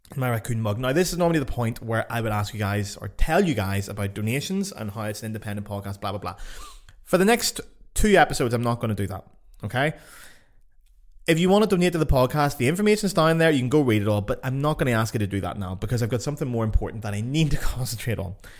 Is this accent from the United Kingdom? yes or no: yes; Lisburn, Northern Ireland, United Kingdom; moved away; also born or lived in Paris, France; back in Lisburn in my hometown